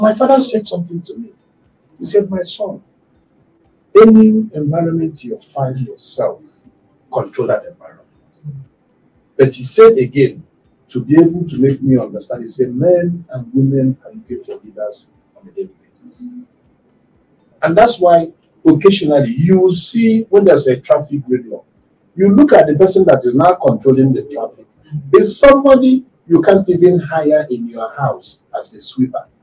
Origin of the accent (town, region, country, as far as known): Nigeria